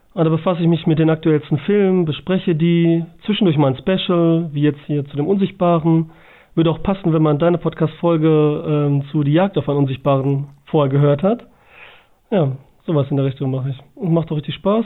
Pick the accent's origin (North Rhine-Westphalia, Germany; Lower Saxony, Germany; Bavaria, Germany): North Rhine-Westphalia, Germany; Bielefeld; Ich komme aus dem schönen Bielefeld.